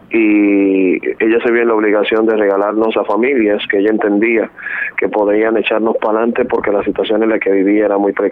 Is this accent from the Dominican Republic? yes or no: yes; Dominican Republic; born there; Yo soy dominicano de nacimiento. Este, soy el menor de ocho hermanos.